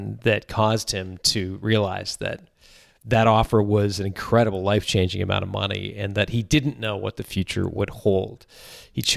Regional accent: Canada; I'm Canadian

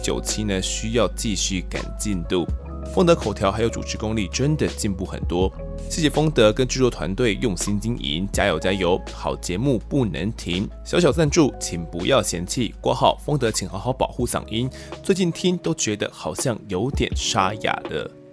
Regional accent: Kaohsiung, Taiwan; moved away; 一个是我本身是高雄人嘛

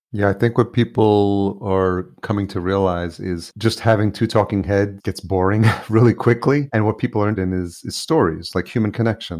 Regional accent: just outside New York, United States; also born or lived in El Salvador; I grew up in just outside New York and lived in New York City

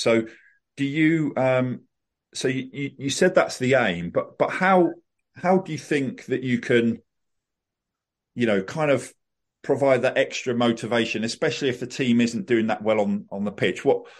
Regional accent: Reading, South East England, United Kingdom; So I was born in Reading. I grew up in the Reading area, went to Reading College

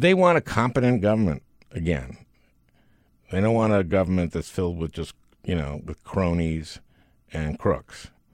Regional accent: Minneapolis, Minnesota, United States; moved away; my hometown

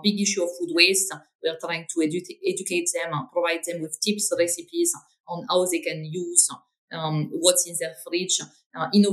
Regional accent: north of France, France; English is a second language; moved away as an adult; now in London, United Kingdom; I'm originally from France. I grew up in the north of France, so kind of very, very much up north, next to the Belgian border

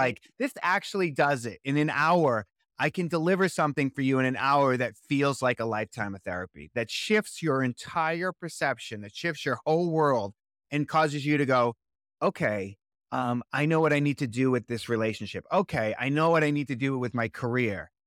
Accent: Boston, Massachusetts, United States; now in Los Angeles, United States; I'm originally from Boston, Massachusetts

